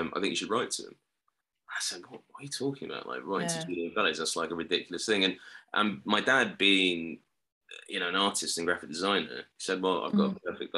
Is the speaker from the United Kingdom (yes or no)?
yes; London, United Kingdom; moved away; also born or lived in Ireland (parents) / Manchester / Cambridgeshire / Dublin; where I grew up in Cricklewood.